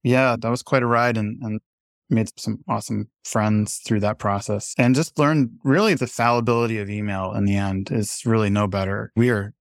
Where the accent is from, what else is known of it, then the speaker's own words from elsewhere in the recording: New Hampshire, United States; my local paper where I grew up here in New Hampshire